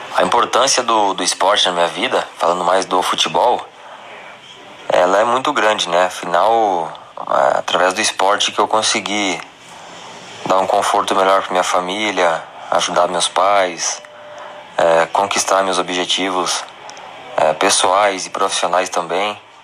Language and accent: Portuguese; Vacaria, Rio Grande do Sul, Brazil; also born or lived in Caxias do Sul; sou natural de Vacaria, Rio Grande do Sul